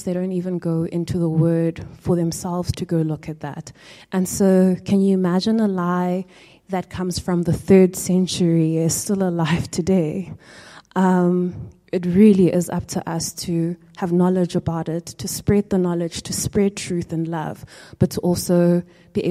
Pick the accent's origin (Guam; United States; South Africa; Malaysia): South Africa; as a South African